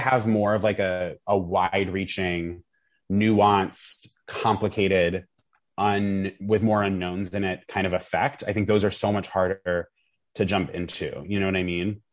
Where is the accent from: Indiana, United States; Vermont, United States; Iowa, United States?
Vermont, United States; I grew up in Vermont